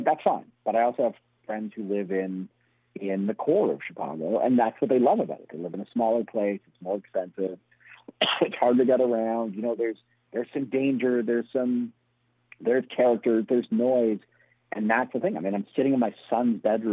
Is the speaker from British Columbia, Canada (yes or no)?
no; Toronto, Ontario, Canada; also born or lived in Montreal; I grew up in Toronto, but I went to University of Montreal.